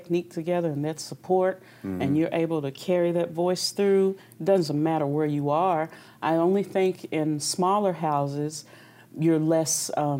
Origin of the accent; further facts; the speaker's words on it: Versailles, Kentucky, United States; moved away as an adult; also born or lived in Houston, Texas; I'm originally from Versailles, Kentucky